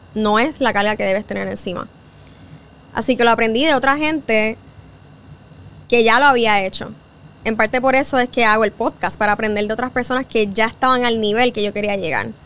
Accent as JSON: {"language": "Spanish", "country": "Puerto Rico", "also_born_or_lived": "New York", "moved": "as an adult", "said": "Yo soy boricua"}